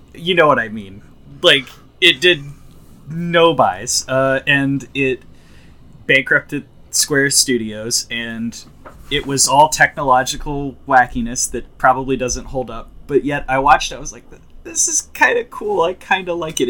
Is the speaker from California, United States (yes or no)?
no; Florida, United States; I'm from Florida